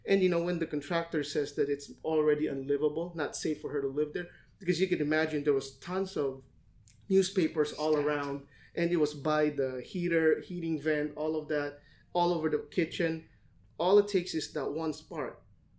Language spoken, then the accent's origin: English; Manila, Metro Manila, Philippines; now in Los Angeles, United States; when I came here from Manila to LA in 2006, at that time, even before the market crash, a lot of people were saying that home prices are high